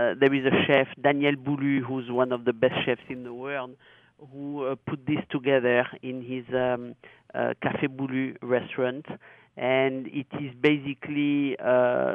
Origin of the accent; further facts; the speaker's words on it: Gascony, Nouvelle-Aquitaine, France; English is a second language; moved away as an adult; now in United States; I am a proud Gascon